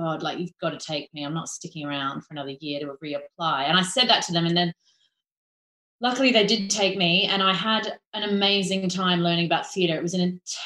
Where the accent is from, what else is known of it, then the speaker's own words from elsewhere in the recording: Hong Kong; moved away as an adult; also born or lived in Florida; When I was growing up in Hong Kong, I was always doing musicals as a kid